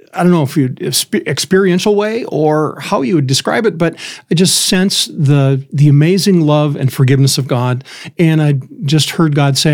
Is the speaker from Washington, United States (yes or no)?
no; Manley, Minnesota, United States; moved away as an adult; also born or lived in Iowa; I grew up in Manly